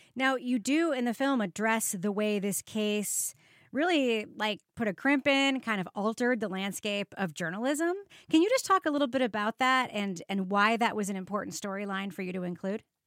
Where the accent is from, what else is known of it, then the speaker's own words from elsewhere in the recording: New York, United States; I grew up in New York in the seventies and eighties and nineties